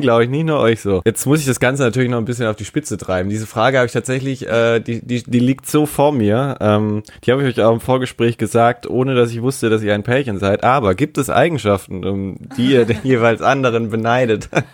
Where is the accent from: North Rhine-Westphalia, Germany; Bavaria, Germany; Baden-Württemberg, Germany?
Baden-Württemberg, Germany; now in Stuttgart, Germany; ich komme tatsächlich aus Baden-Württemberg, aber eher aus Baden